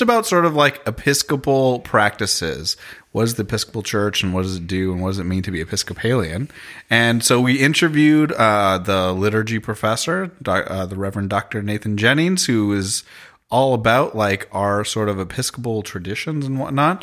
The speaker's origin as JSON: {"language": "English", "town": "Toronto", "region": "Ontario", "country": "Canada", "said": "I'm from Toronto, Canada"}